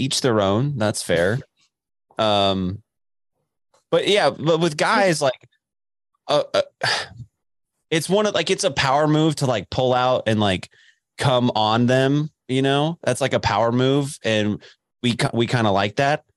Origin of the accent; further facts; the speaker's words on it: Dallas, Texas, United States; moved away; also born or lived in Lubbock, Texas; I grew up in Dallas